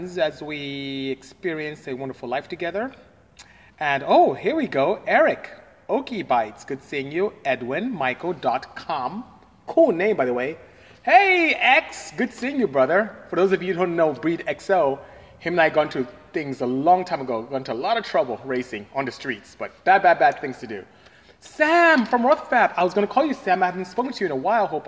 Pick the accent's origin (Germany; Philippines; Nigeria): Nigeria; I am Nigerian. I'm from West Africa, Nigeria, to the exact coastal West Africa